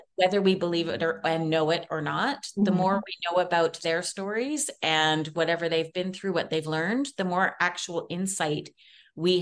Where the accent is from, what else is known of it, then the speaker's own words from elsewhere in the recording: Canada; I'm Canadian